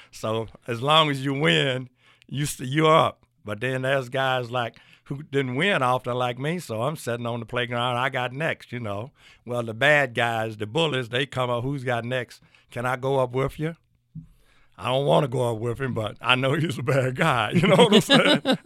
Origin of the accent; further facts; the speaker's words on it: Clarksdale, Mississippi, United States; moved away as an adult; also born or lived in Lorman, Mississippi; now in Louisville, United States; I was born and raised in Clarksdale, Mississippi